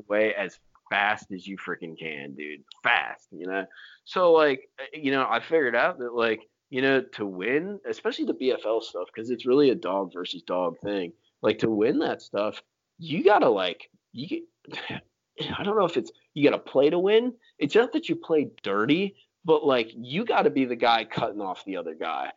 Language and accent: English; Florida, United States; moved away